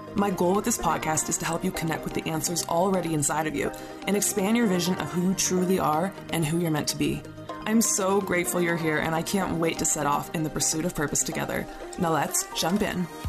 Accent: Calgary, Alberta, Canada; I live in Canada. I'm, I'm from Calgary

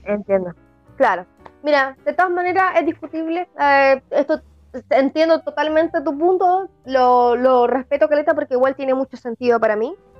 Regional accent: Chile; soy chilena

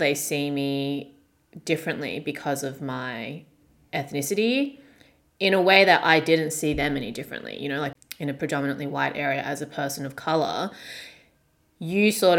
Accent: Australia; growing up in the very small white suburb that I grew up in Australia.

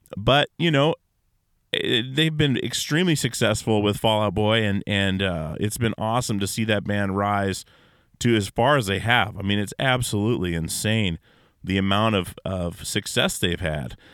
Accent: Alaska, United States; growing up in Alaska

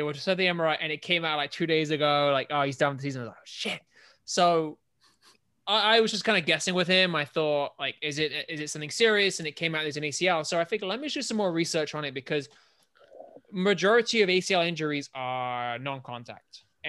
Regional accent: England, United Kingdom; born or raised there

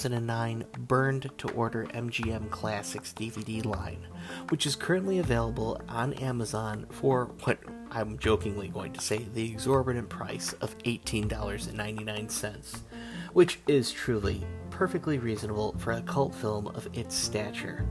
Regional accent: United States; I'm an American

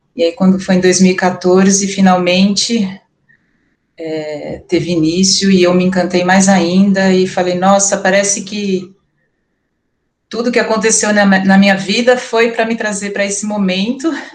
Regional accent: Campinas, São Paulo, Brazil; Eu sou de Campinas, atualmente sou professora da escola Veredas

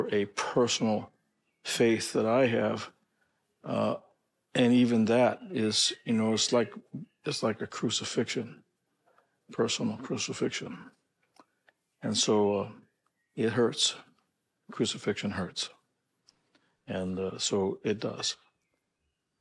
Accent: St. Louis, Missouri, United States; I grew up in St. Louis

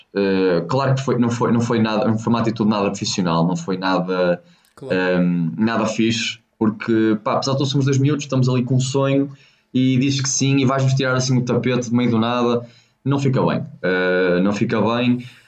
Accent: Póvoa de Varzim, Norte, Portugal; also born or lived in China; nós somos da Póvoa Verzinho, somos do norte de Portugal

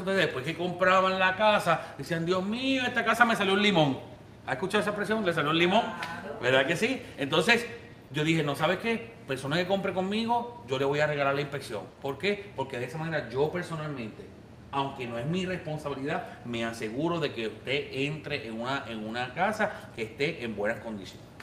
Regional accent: Puerto Rico; now in United States; yo soy puertorriqueño

